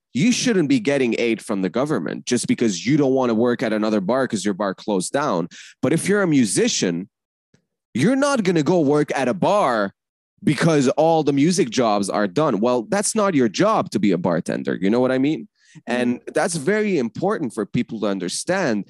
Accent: Canada; also born or lived in Lebanon / Paris; me being Canadian

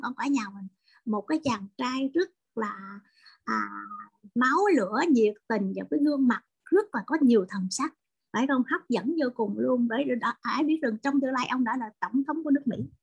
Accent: Vietnam; người Việt Nam chúng tôi

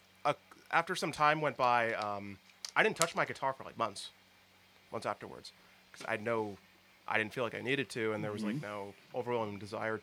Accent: Huntington Beach, California, United States; I'm from Huntington Beach

